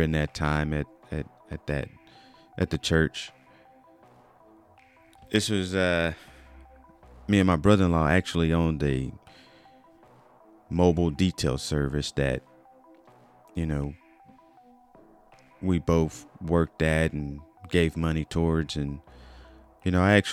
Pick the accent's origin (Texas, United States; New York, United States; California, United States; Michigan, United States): Texas, United States; Wichita Falls; moved away as an adult; also born or lived in Fort Worth, Texas; now in Tulsa, United States; I was born and raised in Wichita Falls, Texas, where I developed lifelong friendships and cherished my small town upbringing